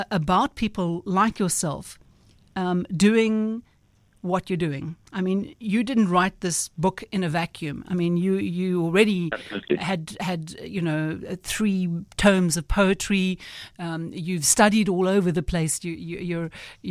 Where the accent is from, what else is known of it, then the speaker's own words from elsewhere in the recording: South Africa; as a South African